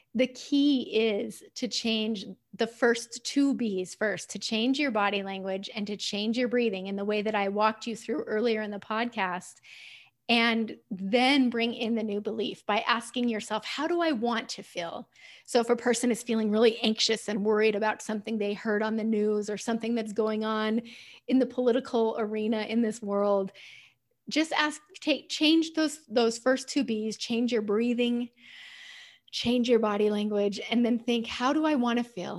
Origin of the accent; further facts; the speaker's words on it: United States; I'm usually in the minority as an American on those calls